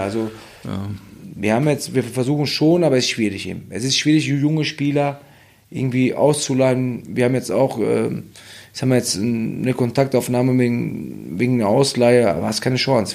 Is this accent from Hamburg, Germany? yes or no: no; Hagen, North Rhine-Westphalia, Germany; ich bin ja in, in Hagen groß geworden und oder in Deutschland